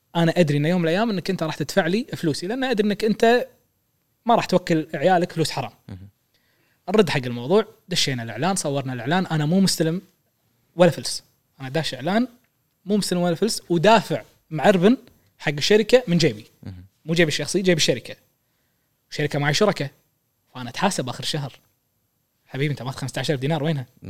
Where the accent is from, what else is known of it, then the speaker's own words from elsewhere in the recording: Kuwait; احنا عندنا بالكويت